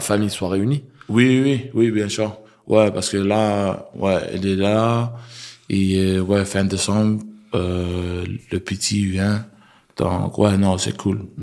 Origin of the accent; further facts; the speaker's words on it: Brisbane, Queensland, Australia; French is a second language; moved away as an adult; also born or lived in New Zealand; now in France; on a grandi euh, en Brisbane, Australie